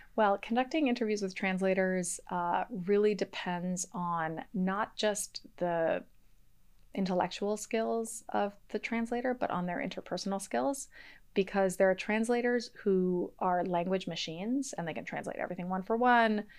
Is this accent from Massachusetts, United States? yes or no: yes; Boston, Massachusetts, United States; first language English; also born or lived in Mexico; I grew up in Boston, in the Boston area, um, in a monolingual English household